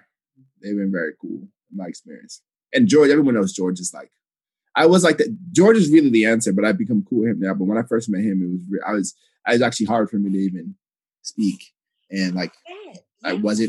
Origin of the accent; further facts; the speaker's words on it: Ghana; especially as a Ghanaian, I was like, I've never felt this side of myself represented in a thing I've read ever